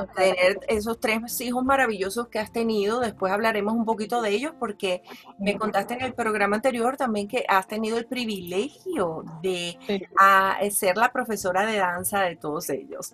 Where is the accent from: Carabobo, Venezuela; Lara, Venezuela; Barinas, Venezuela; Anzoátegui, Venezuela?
Carabobo, Venezuela; Valencia; also born or lived in Caracas, Venezuela; yo nací en, en Caracas también